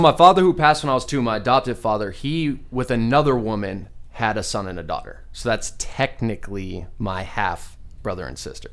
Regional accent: Scottsdale, Arizona, United States; born or raised there; also born or lived in Glendale, Arizona

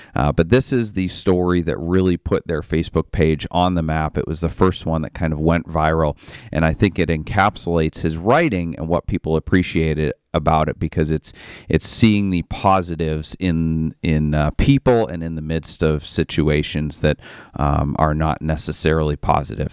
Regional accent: Maine, United States; I am from Maine

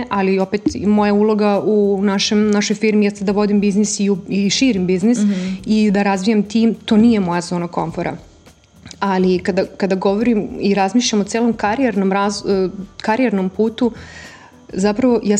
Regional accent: Serbia; moved away as an adult; also born or lived in London; kod nas u Srbiji

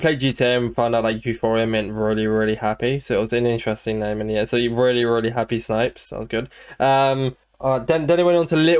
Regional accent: London, United Kingdom; I was born somewhere in London.

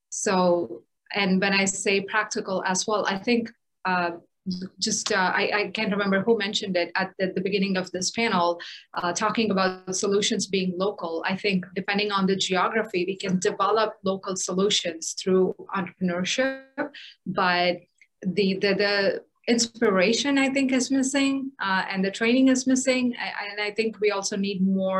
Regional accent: India; moved away; my experience growing up in India

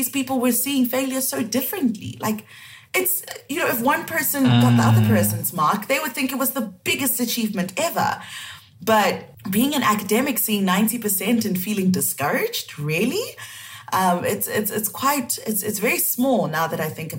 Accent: Cameroon; accent: West African; moved away; also born or lived in South Africa; I'm originally from Cameroon, so that is in West Africa.

